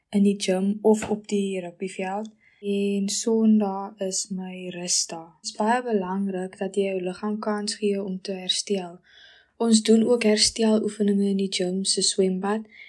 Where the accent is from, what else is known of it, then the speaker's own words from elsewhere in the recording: Goedverwag, Western Cape, South Africa; Ek is van Goedverwag ongeveer so 20 km buite Boketberg